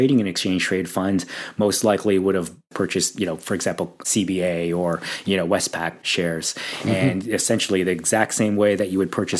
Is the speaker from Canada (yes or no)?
yes; Toronto, Ontario, Canada; moved away as an adult; now in Sydney, Australia; I was actually born and raised in Toronto